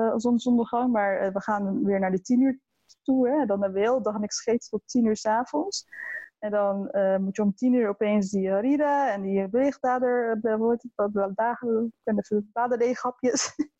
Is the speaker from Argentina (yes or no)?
no; Maassluis, South Holland, Netherlands; also born or lived in Leiden; ik kom uit Maasluis.